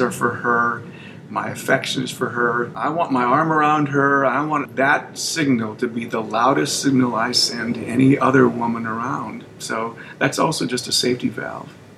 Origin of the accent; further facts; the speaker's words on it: Minnesota, United States; moved away as an adult; also born or lived in San Antonio; now in Alabama, United States; I'm from Minnesota